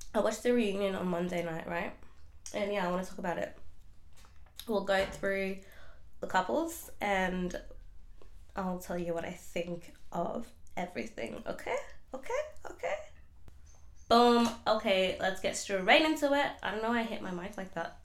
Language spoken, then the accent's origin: English; Melbourne, Victoria, Australia; I'm from Melbourne, Australia